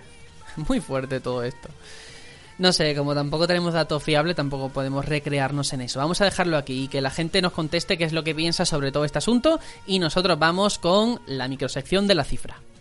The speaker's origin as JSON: {"language": "Spanish", "town": "Algeciras", "region": "Andalusia", "country": "Spain", "moved": "yes", "lives_now": "Fuenlabrada, Spain", "said": "Yo soy fuenlabreño de adopción porque soy de Algeciras, aquí estoy viviendo."}